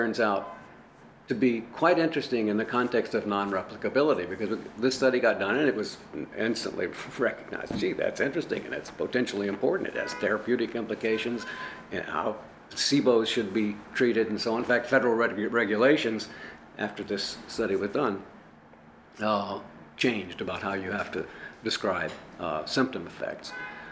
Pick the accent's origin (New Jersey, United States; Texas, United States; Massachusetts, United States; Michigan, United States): Texas, United States; El Paso; I grew up in El Paso, Texas